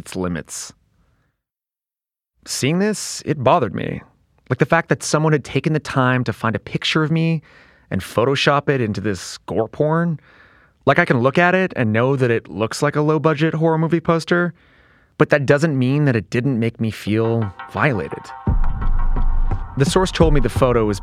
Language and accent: English; Canada; I grew up in Canada